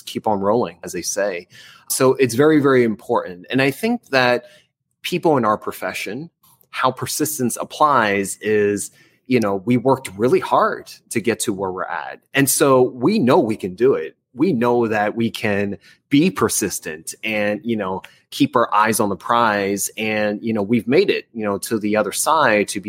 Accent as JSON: {"language": "English", "region": "New Jersey", "country": "United States", "moved": "yes", "said": "I'm from New Jersey"}